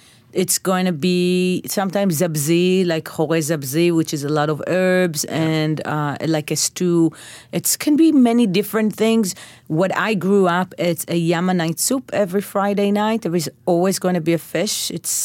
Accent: Bnei Brak, Central District, Israel; So, yes, but my neighborhood when I grew up was very mixed. Not a lot of religious people, actually.

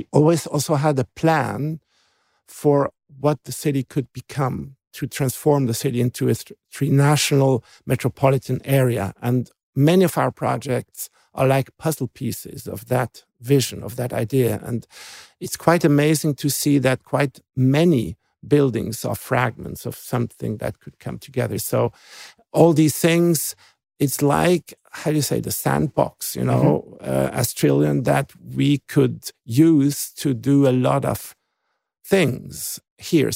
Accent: Basel, Basel-Stadt, Switzerland; So not only I'm from Basel, but I'm literally actually from this Messe neighborhood.

